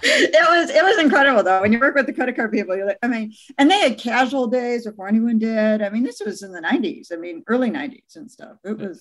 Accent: Michigan, United States; moved away; I have a house in Michigan because I'm from Michigan.

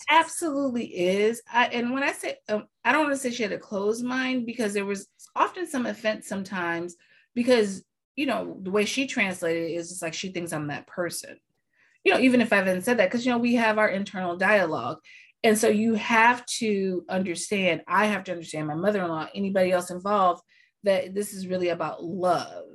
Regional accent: United States; I'm American.

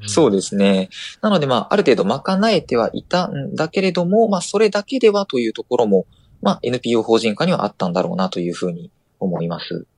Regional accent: Osaka, Japan; 私は大阪府の出身なんですが

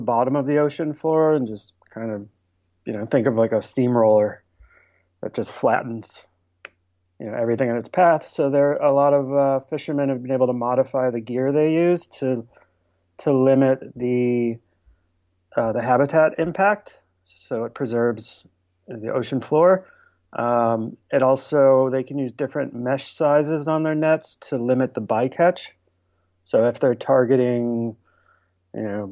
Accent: Buffalo, New York, United States; now in New York City, United States; I grew up in Buffalo, New York, so other side of the state.

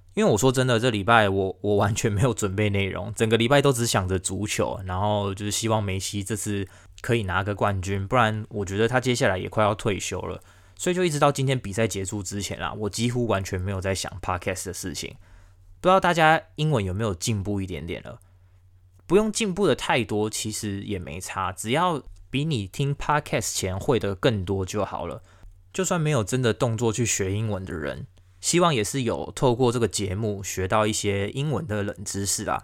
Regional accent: the western United States, United States; moved away; 我是在美国西边长大，我不是在英国，也不是在澳洲，也不是在美国的东边

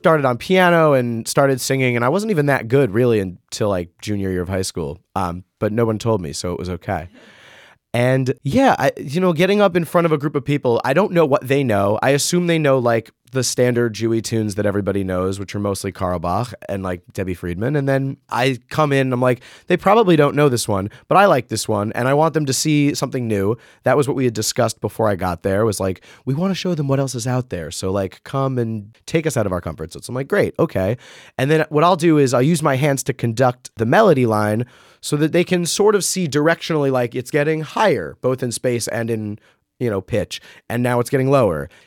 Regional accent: Rockland County, New York, United States; I grew up in Rockland County, New York

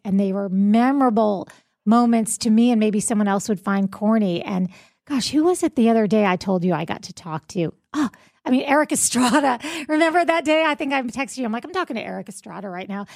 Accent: South Florida, United States; moved away as an adult; now in Jacksonville, United States; the morning radio D Js I grew up with in South Florida

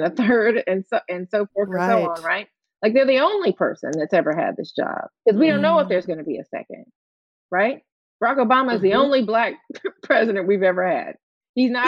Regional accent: Atlanta, Georgia, United States; Being from Atlanta

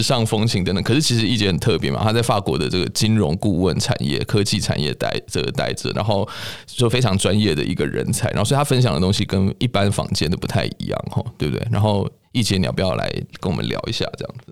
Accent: Taiwan; 我们台湾人

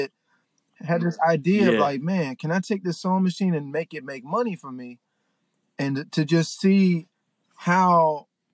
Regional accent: Memphis, Tennessee, United States; now in Los Angeles, United States; I'm from Memphis.

